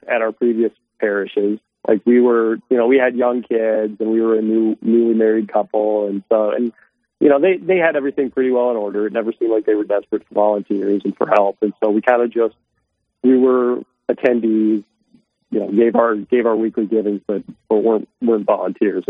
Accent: Sioux Falls, South Dakota, United States; also born or lived in Omaha; my wife Lisa and I, we grew up here in Sioux Falls. So we're basically lifelong Sioux Falls residents

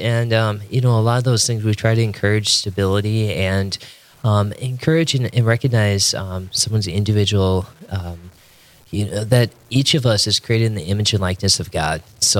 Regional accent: Fargo, North Dakota, United States; So I'm from North Dakota. I consider myself, you know, local with Fargo. Grew up here, and it's a wonderful place to be.

